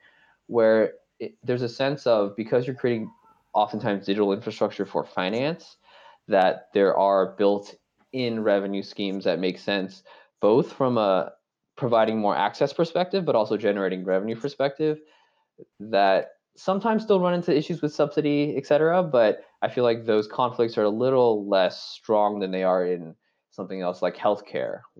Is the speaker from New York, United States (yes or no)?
no; Bay Area, California, United States; I grew up in the Bay Area